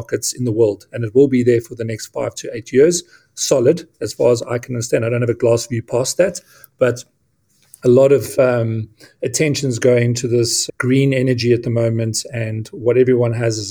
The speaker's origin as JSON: {"language": "English", "town": "Witbank", "region": "Mpumalanga", "country": "South Africa", "tie": "born or raised there", "moved": "as an adult", "said": "I was brought up in a coal town called Witbank, just outside of Johannesburg in South Africa"}